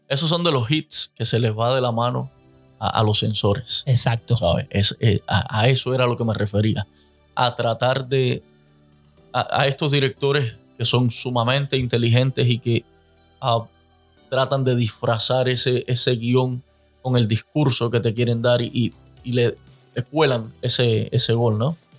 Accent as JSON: {"language": "Spanish", "country": "Cuba", "moved": "yes", "said": "los cubanos, como buenos cubanos"}